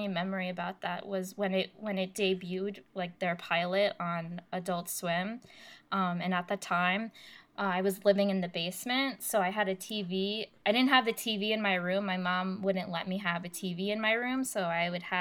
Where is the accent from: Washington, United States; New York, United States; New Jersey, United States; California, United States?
New Jersey, United States; I was growing up in North Jersey, in New Jersey